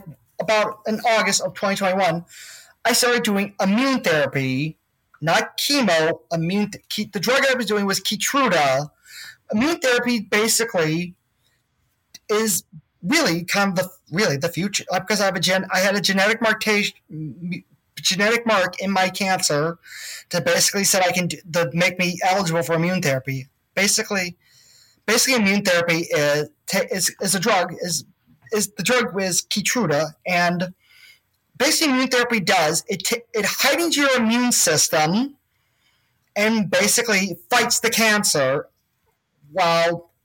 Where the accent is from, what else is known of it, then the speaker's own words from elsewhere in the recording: Chicago, Illinois, United States; I was born and raised in Chicago, but then moved to the burbs